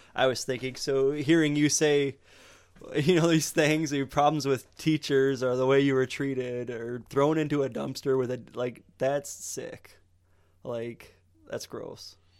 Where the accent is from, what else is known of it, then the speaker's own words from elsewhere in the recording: Montrose, Michigan, United States; I grew up in Montrose, which is farming town in the middle of nowhere